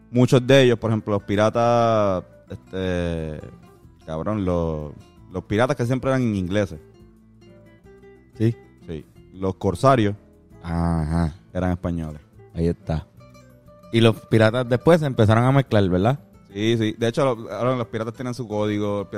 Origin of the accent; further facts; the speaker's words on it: Puerto Rico; eso lo sabemos nosotros como puertorriqueños, vivimos aquí, sabemos que, pues, Puerto Rico es la llave de América